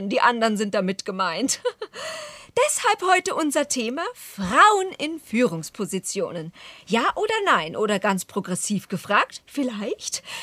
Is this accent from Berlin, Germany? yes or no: yes; Berlin, Germany; Ja, ich, ich, ich meinte, also ich, ich bin Berlinerin.